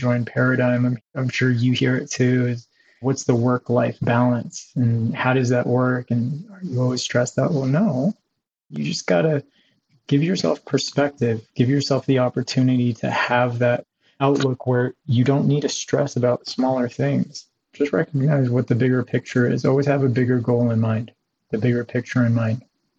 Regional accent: California, United States; also born or lived in Africa / Haiti / Canada; I was born outside of the country. I was born in Africa, parents from different cultures, but I grew up a few places. I grew up in Haiti and Canada and then Southern California.

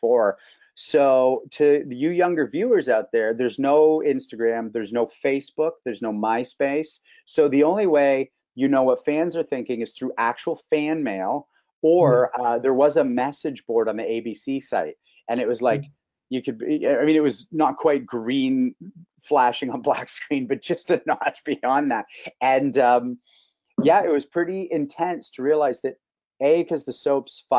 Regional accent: Canada; being a Canadian star

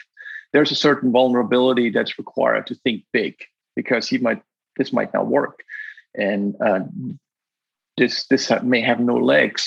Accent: Black Forest, Baden-Württemberg, Germany; moved away as an adult; also born or lived in Virginia, United States; I grew up in a very loving family in the Black Forest

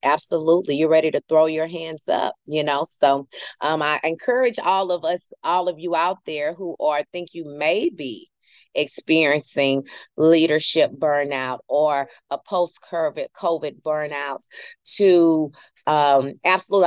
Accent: United States; I can say that because I am one

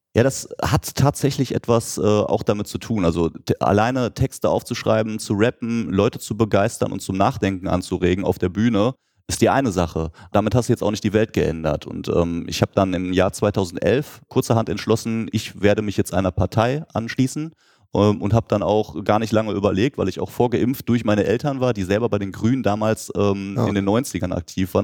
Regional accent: Lüdinghausen, North Rhine-Westphalia, Germany; in Lüdinghausen in meiner Heimatstadt

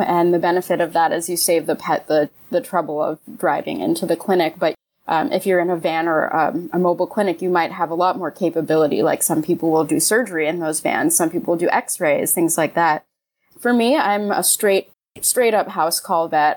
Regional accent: New York, United States; now in Los Angeles, United States; I'm from New York, so I know those winters really well

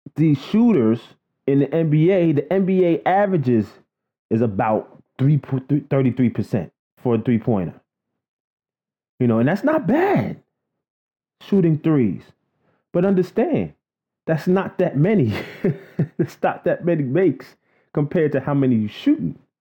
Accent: New York City, New York, United States; I grew up in Queens, Flushing, Queens to be exact

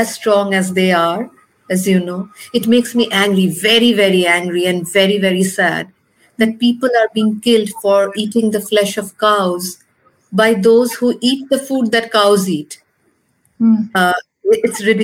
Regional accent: India

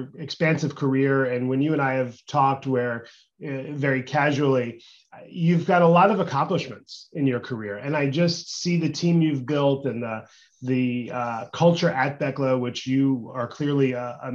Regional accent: United States; even as an American

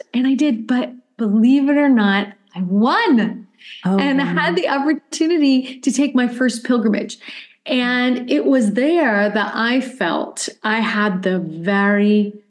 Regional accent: Springfield, Illinois, United States; also born or lived in South Carolina; So I am originally from the U.S. Mm-hmm. I was born in South Carolina and we moved around quite a bit, but my parents eventually settled in Springfield, Illinois.

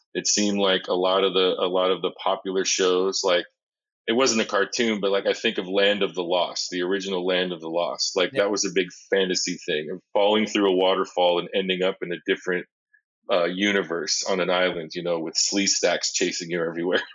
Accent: Seattle, Washington, United States; I grew up in Seattle

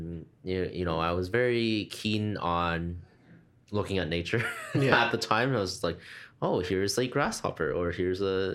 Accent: Canada; born there; also born or lived in Hong Kong; And so although I was born here in mm-hmm. Canada, I'm a Canadian citizen, but did move over to Hong Kong for a few years.

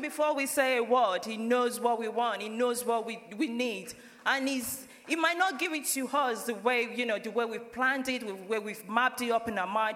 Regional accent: Nigeria; moved away as an adult; now in United Kingdom; we're from Nigeria. I've been in family church since I moved to the UK in 2009

